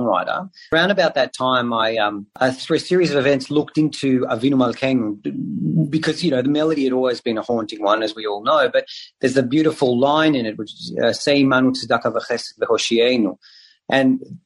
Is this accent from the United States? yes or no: no; Israel; moved away; I speak Hebrew. I grew up in Israel.